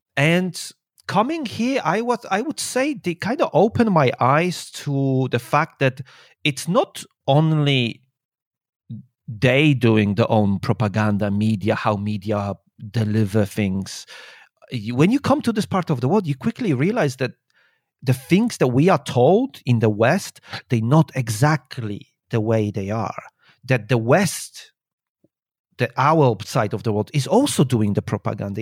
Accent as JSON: {"language": "English", "country": "Poland", "tie": "born or raised there", "also_born_or_lived": "England", "moved": "as an adult", "lives_now": "China", "said": "I was born in Poland and I, when I was nineteen, I think. Eighteen, nineteen. I, uh, moved out"}